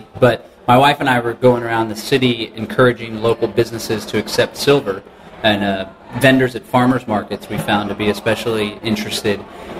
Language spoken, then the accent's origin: English; Austin, Texas, United States; I'm here from Austin, my hometown